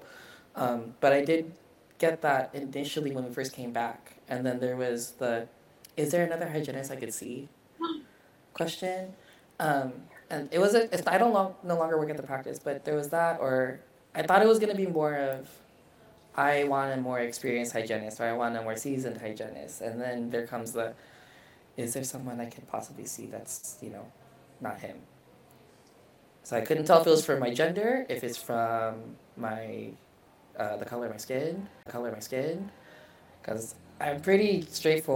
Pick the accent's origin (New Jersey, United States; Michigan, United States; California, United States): California, United States; Vallejo; also born or lived in Japan; Vallejo, California, close to San Francisco.